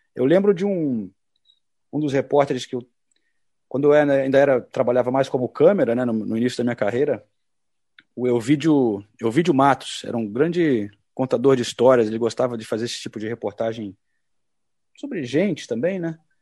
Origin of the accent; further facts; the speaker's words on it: Brazil; moved away as an adult; now in London, United Kingdom; já estou há muito tempo longe do Brasil, né? Mais de 30 anos